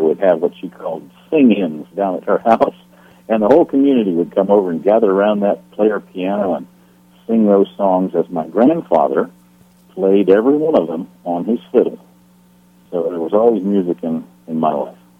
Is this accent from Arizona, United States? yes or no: no; Loudoun County, northern Virginia, United States; moved away; I was born in Virginia, and I grew up in northern Virginia, about 25 miles due west of Washington, D.C., in Loudoun County